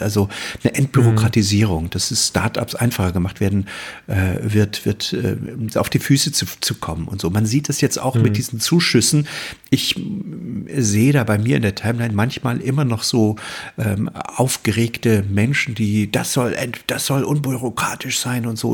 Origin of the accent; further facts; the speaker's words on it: Mecklenburg-Vorpommern, Germany; bei uns in Mecklenburg